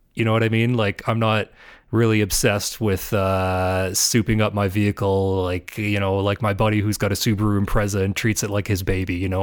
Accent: Ontario, Canada; moved away; I'm from Ontario

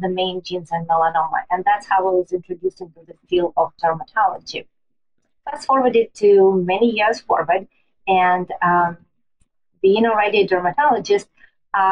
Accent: Siberia, Russia; now in New York City, United States; I was born in Siberia and Russia

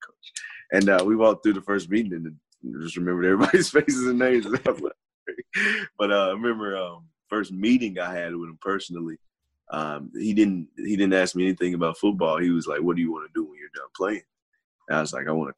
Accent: North Carolina, United States; this is my home state

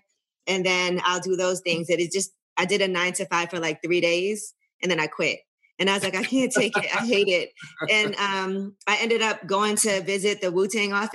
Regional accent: New York City, New York, United States; I'm from Brooklyn, and I think just at a young age, I just was around a lot of different people. So, and Brooklyn music was just so big for us in New York, just growing up.

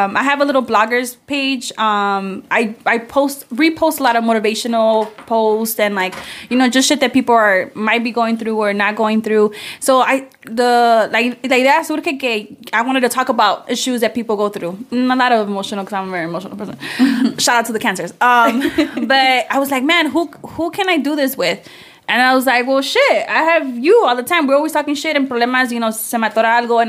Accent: Chicago, Illinois, United States; I'm from the north side of Chicago

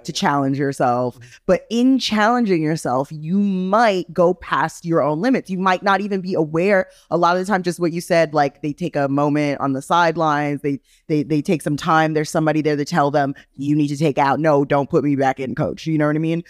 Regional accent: Jamaica; I'm Jamaican

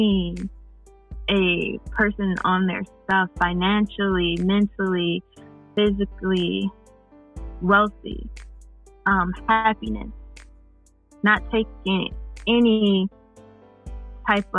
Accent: Chicago, Illinois, United States; Chicago, my hometown

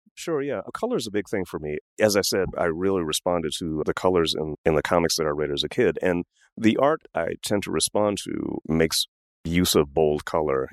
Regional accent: Washington, District of Columbia, United States; I grew up in Washington, D.C.

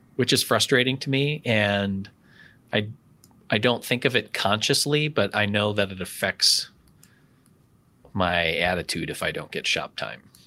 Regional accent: Wisconsin, United States; I'm from Wisconsin, so I can tolerate some cold

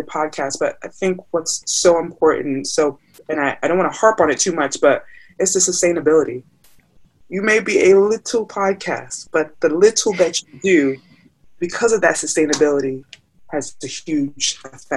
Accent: United States; my parents are Nigerian. So I'm Nigerian American, first generation born here

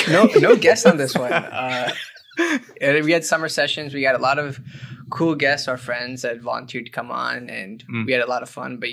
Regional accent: Ohio, United States; moved away; And I'm from Ohio, so I wanted to go back, except not there.

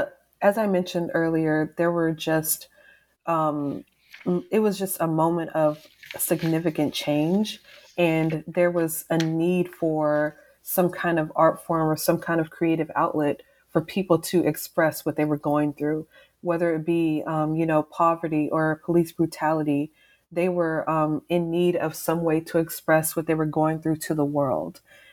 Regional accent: Texas, United States; also born or lived in East Coast; I'm from the South, I'm from Texas, and things are very slow down here, you know, compared to like the East Coast where I lived for a fair amount of time.

